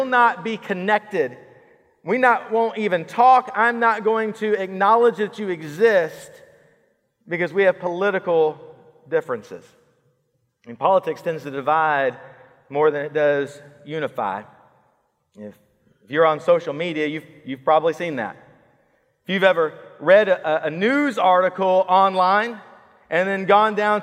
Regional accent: Killeen, Texas, United States; now in Georgetown, United States; I grew up in Killeen

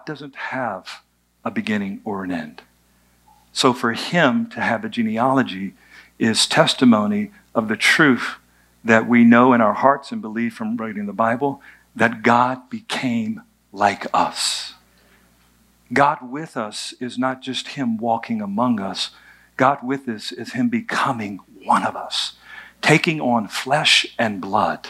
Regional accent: United States; I was born in America. There's a lot that comes with being born in America

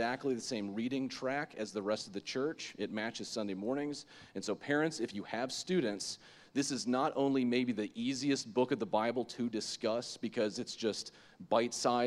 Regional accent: Lake Worth, Florida, United States; I grew up in Lake Worth, Florida, West Palm Beach area, and so from the ages of 0 to 18

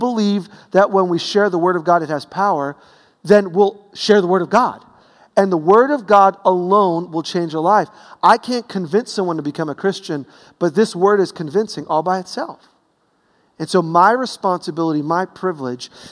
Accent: New York City, New York, United States; growing up in Brooklyn

